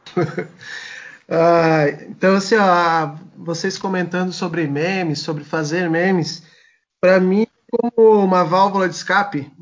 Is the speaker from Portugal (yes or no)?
no; Blumenau, Santa Catarina, Brazil; Eu sou, eu sou de Blumenau, Santa Catarina